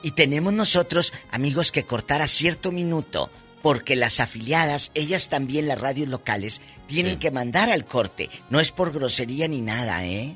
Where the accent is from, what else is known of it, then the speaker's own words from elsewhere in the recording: Matamoros, Tamaulipas, Mexico; mi tierra, Matamoros